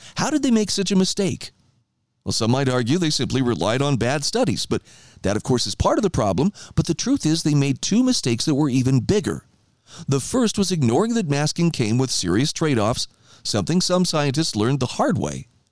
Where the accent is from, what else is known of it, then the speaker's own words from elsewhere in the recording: Idaho, United States; my home state of Idaho